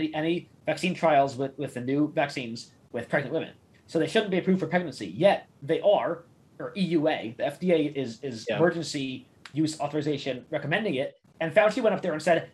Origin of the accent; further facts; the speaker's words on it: New York City, New York, United States; moved away; I'm from Queens